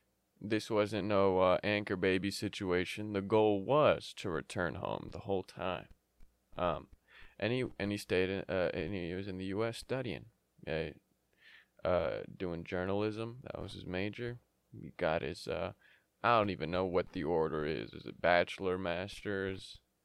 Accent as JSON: {"language": "English", "country": "Yemen", "tie": "born there", "said": "Many of you know, many of you don't know, but I was born in Yemen."}